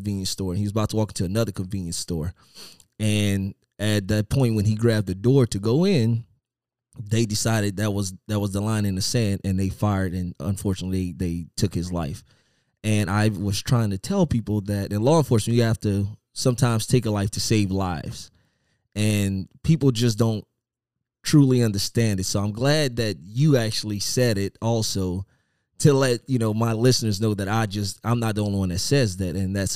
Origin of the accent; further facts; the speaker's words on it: Louisiana, United States; moved away; I'm originally from Louisiana, and my old agency, Lafayette